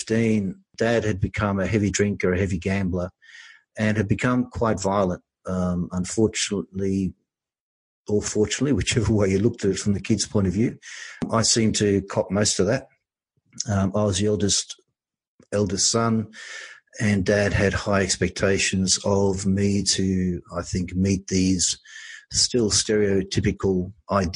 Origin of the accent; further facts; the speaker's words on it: Australia; also born or lived in Europe; We came to Australia. We were immigrants. We came over from Europe.